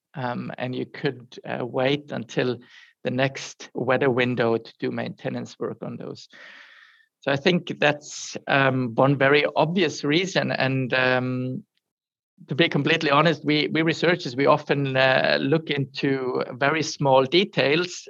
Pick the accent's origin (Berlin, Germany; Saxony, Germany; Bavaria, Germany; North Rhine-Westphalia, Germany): Bavaria, Germany; surroundings of Munich; I'm originally from from Germany, from um, the surroundings of Munich, and grew up close to the Alps